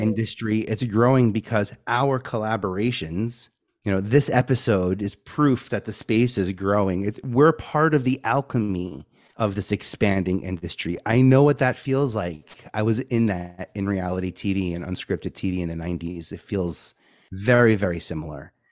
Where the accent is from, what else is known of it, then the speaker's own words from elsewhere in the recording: New York City, New York, United States; I'm from New York, uh, born and raised in Staten Island